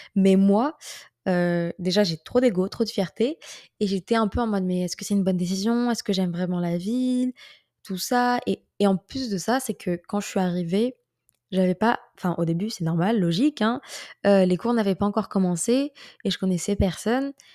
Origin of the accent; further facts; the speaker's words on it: France; moved away as an adult; also born or lived in Paris; j'étais nostalgique de la France